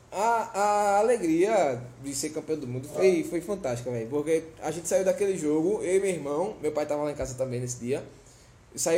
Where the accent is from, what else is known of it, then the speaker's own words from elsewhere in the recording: Olinda, Pernambuco, Brazil; Lá na Rua C, no Guadalupe, em Olinda, ah, onde eu fui criado.